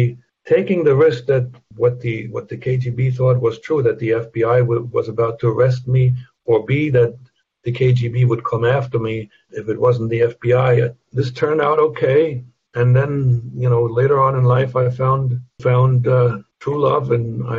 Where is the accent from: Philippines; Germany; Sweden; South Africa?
Germany; moved away; I can't deny my German roots.